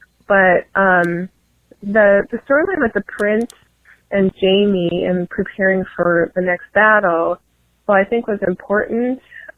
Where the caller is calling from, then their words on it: Illinois, United States; I'm from Illinois.